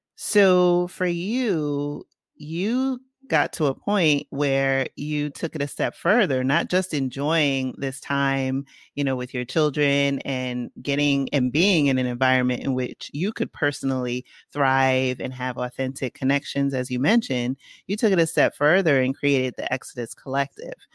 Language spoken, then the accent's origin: English; New York City, New York, United States; accent: Bronx; my Bronx accent